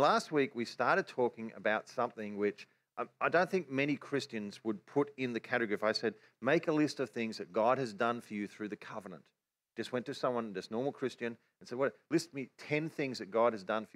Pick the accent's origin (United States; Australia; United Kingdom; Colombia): Australia; accent: Australian; our Australian accent